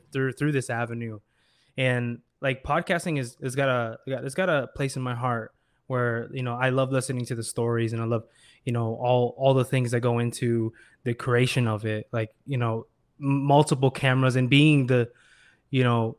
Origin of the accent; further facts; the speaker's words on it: Iowa, United States; I was doing like design for my music and, you know, other friends' music when I was growing up in Iowa.